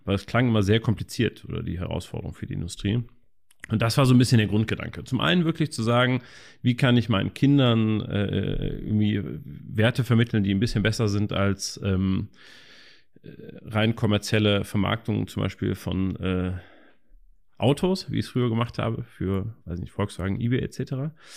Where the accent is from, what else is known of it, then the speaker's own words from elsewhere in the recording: Cologne, North Rhine-Westphalia, Germany; ich selber äh, bin gebürtiger Kölner, wir haben auch hier das Büro in Köln